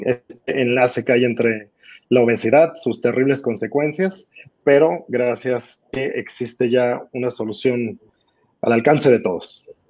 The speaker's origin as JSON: {"language": "Spanish", "country": "Mexico", "said": "En mi país, en México"}